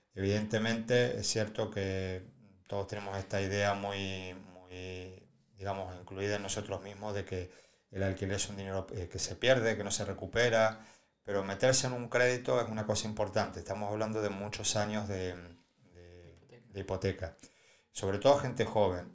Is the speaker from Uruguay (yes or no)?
no; Argentina; now in Spain; yo vengo de Argentina